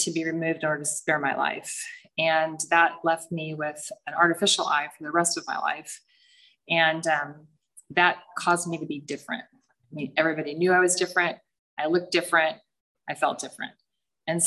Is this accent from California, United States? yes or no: yes; San Clemente, California, United States; I grew up in San Clemente in a pretty happy family with four little girls